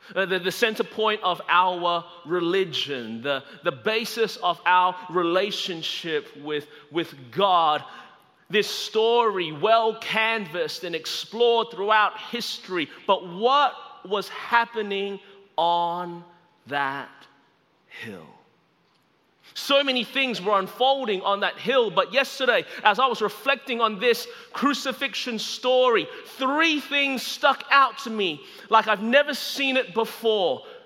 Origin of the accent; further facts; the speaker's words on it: Melbourne, Victoria, Australia; now in Anderson, United States; I was born and raised in Melbourne, Australia.